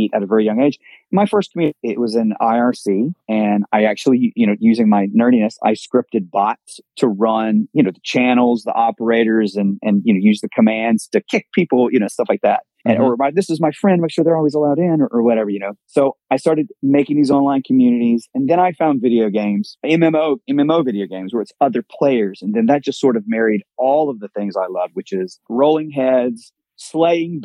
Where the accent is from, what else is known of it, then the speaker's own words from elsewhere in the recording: Mississippi, United States; now in Miami, United States; I grew up in Mississippi